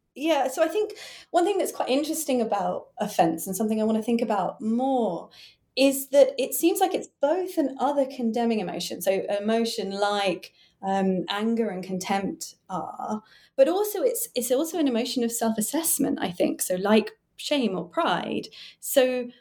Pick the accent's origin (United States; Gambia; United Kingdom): United Kingdom; also born or lived in Cambridge; I was born near London and studied in Cambridge, and now I work in London